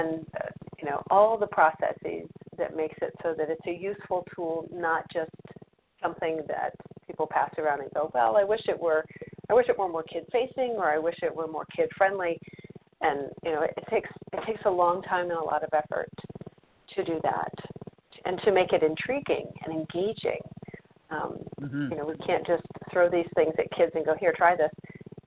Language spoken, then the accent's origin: English; Michigan, United States; I grew up in Michigan